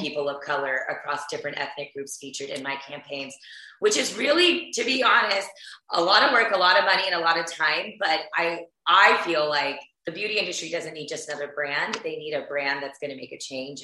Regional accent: Houston, Texas, United States; I grew up in Houston, Texas, which is where I am right now

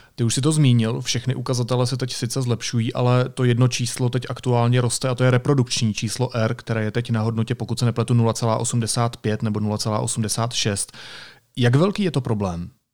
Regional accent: Karlovy Vary Region, Czechia; pocházím z Karlovarského kraje

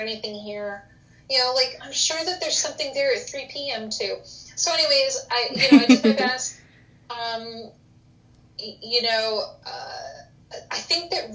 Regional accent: Connecticut, United States; moved away; also born or lived in Tennessee; I grew up in Connecticut

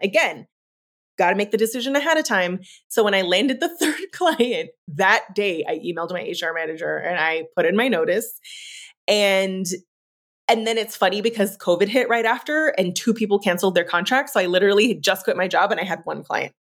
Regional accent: San Francisco, California, United States; moved away as an adult; also born or lived in Oregon; Moving back to San Francisco was really pivotal to me because, um, for so many reasons, it's my hometown.

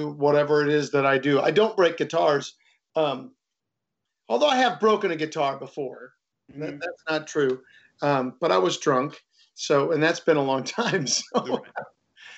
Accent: St. Louis, Missouri, United States; I grew up in South St. Louis, and my dad worked at Anheuser-Busch for 39 years as a bottler.

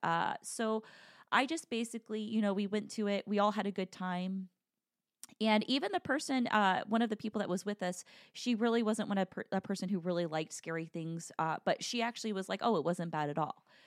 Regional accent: Midwest, United States; I'm from the Midwest

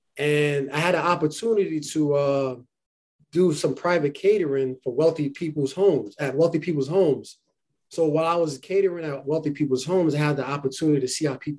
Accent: New York City, New York, United States; also born or lived in Harlem; I was born in Harlem, raised in the Bronx, go Yankees. And I was raised in the Bronx. I still live in New York City.

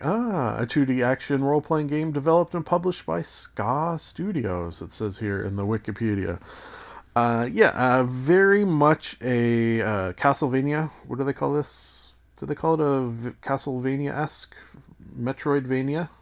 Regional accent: Canada; as a Canadian

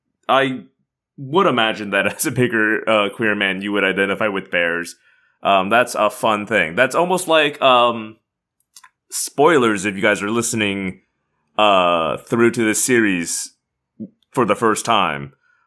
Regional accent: Missouri, United States; I grew up in Missouri, swimming in backcountry rivers

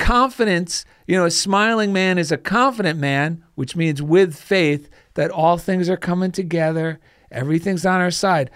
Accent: New Jersey, United States; now in California, United States; I grew up in New Jersey

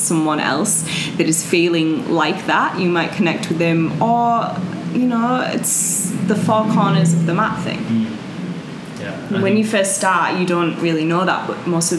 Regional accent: Leeds, Yorkshire and the Humber, United Kingdom; moved away as an adult; also born or lived in Bali; now in Melbourne, Australia; from the north of England, Leeds

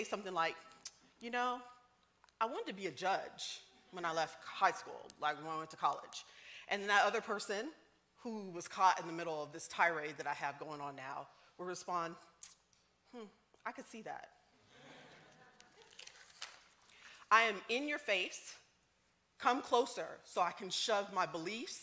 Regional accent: the South, United States; I'm from the South.

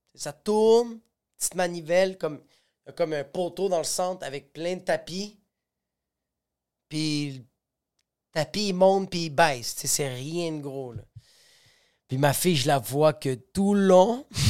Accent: Quebec, Canada; je suis Canadien, Québécois

